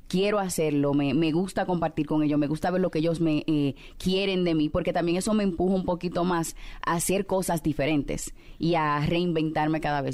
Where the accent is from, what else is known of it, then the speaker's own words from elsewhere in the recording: Dominican Republic; En la República Dominicana, que es de donde soy